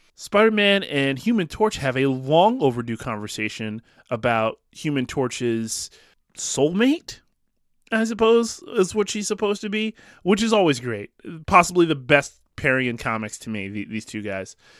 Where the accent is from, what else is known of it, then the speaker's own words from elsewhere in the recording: Ambler, Pennsylvania, United States; now in Philadelphia, United States; My hometown Ambler